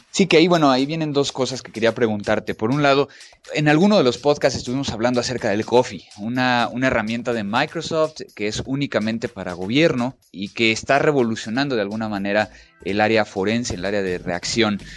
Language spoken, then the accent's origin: Spanish; Brazil; soy brasileña